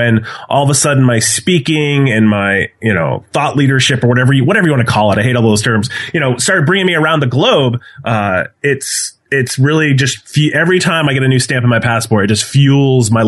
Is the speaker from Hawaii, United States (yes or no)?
no; Massachusetts, United States; I do live in Massachusetts, but my, my blood runs. I was born and raised in New Hampshire, and it still pains me to have a uh, a Massachusetts license plate, even though I've lived here for many, many, many